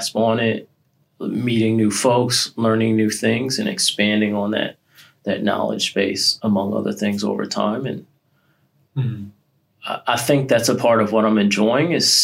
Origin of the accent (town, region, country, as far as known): Connecticut, United States; born or raised there; moved away as an adult